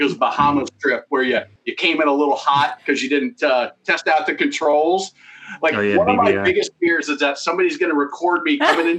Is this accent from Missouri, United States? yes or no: no; Nebraska, United States; I grew up in Nebraska